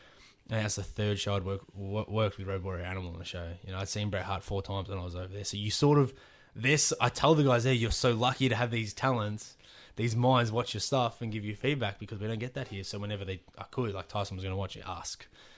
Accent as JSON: {"language": "English", "country": "Australia", "said": "I'm a wrestler from Australia."}